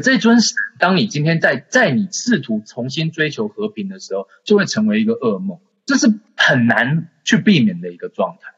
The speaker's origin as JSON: {"language": "Chinese", "country": "Taiwan", "said": "身为一个台湾人"}